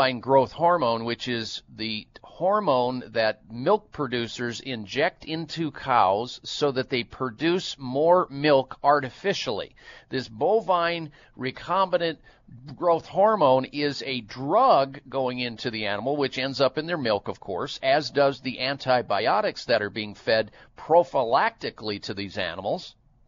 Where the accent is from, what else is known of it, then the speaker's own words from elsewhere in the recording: Midwest, United States; you know how many jugs and gallons of cow milk I threw back growing up in the Midwest?